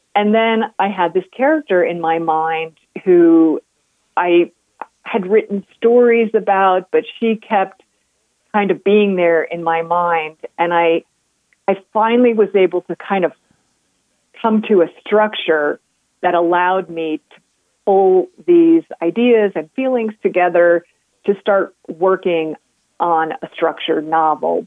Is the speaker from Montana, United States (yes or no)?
no; New Hampshire, United States; also born or lived in New York; now in Colorado, United States; growing up in New Hampshire